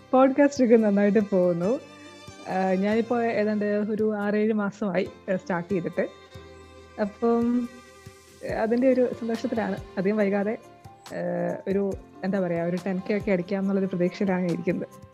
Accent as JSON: {"language": "Malayalam", "town": "Kottayam", "region": "Kerala", "country": "India", "said": "ഞാൻ കോട്ടയത്തു നിന്നാണ് വരുന്നത്"}